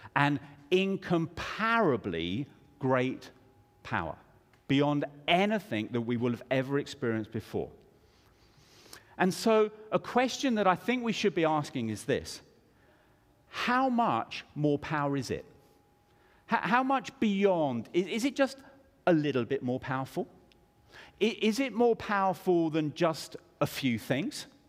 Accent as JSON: {"language": "English", "country": "United Kingdom", "tie": "born or raised there", "said": "I grew up in the United Kingdom"}